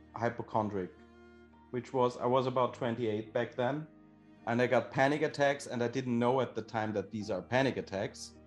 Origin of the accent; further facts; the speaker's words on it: Austria; I am from Austria